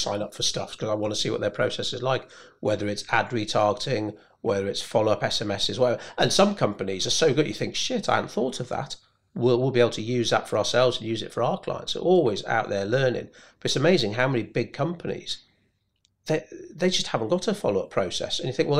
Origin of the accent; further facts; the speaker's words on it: United Kingdom; And it's maybe being British. Like for my mum, the thought of following someone up, well, if they were interested, they would have got in touch.